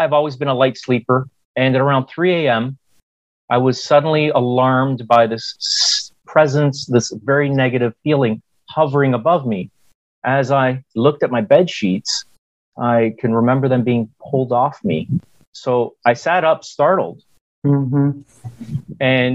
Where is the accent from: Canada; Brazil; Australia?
Canada; Hamilton, Ontario; moved away; also born or lived in United States; I grew up in Hamilton, Ontario, Canada, and I was educated in the United States